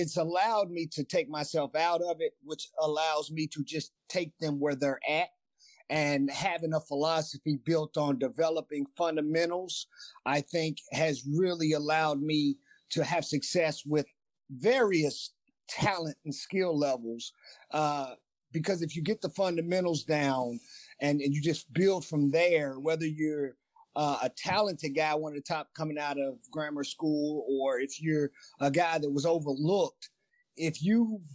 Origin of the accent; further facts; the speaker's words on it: Louisville, Kentucky, United States; when I was in high school and growing up in Louisville, Kentucky